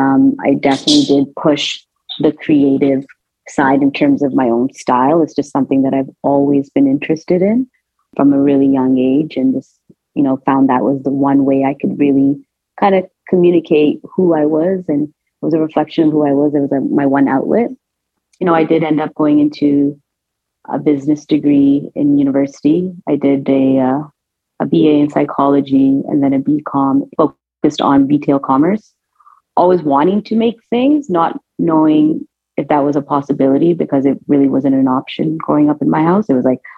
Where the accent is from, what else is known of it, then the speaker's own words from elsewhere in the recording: Toronto, Ontario, Canada; I'm actually born and raised in Toronto, in Canada